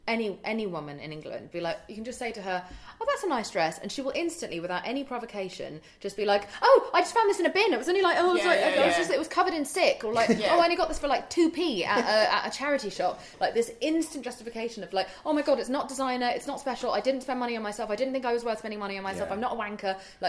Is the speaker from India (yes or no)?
yes; India; Because I'm from India